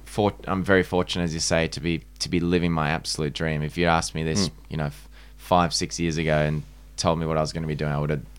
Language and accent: English; Manly, New South Wales, Australia; I'm from Manly, so I'm way off the Shire.